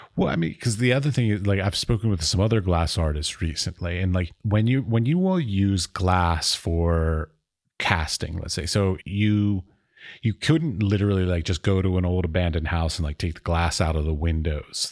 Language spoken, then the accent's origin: English; United States; now in Czech Republic; I'm from America